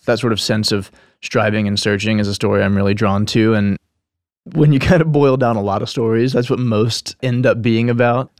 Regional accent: Nashville, Tennessee, United States; moved away as an adult; I was born here in Nashville, and that, uh, and I guess being a native

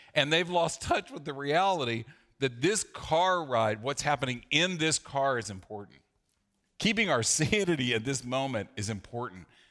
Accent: the South, United States; growing up in the South

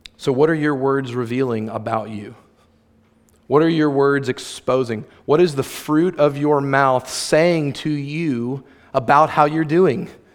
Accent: near St. Augustine, Florida, United States; Saint Augustine, Florida, shout out, hometown, close to my hometown, where the alligator farm is

